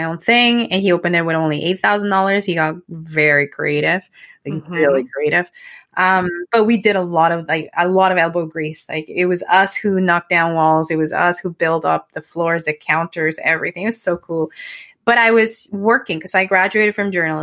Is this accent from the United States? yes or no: no; Mexico; English is a second language; moved away as an adult; now in Canada; going back to my hometown just because it's not safe, unfortunately, because it's, again, a border town